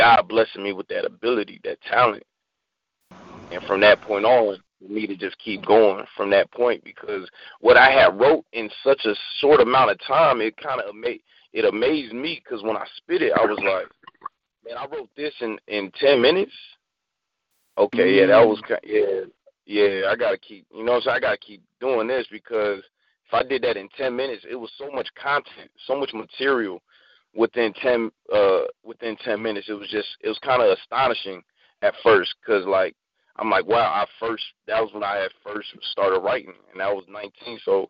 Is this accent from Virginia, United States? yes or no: yes; Virginia, United States; moved away as an adult; also born or lived in Dumfries, Virginia / Stafford, Virginia; now in San Diego, United States; I was born in Dumfries, Virginia. Wow. Stafford, Virginia. I was like 3 years old. And I grew up in Virginia, and I shipped out when I was 18